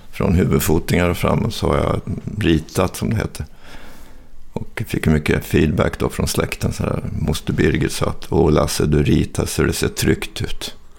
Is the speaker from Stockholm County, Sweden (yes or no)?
yes; Stockholm, Stockholm County, Sweden; also born or lived in Hofors, Gästrikland; det var bättre att växa upp i Stockholm